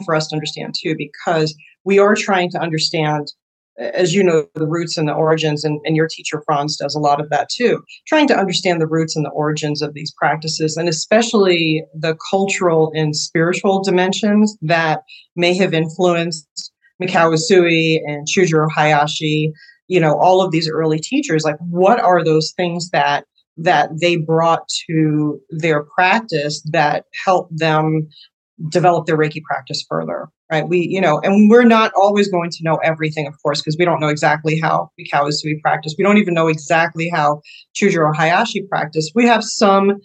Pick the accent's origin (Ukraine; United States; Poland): United States; as an American and as a Westerner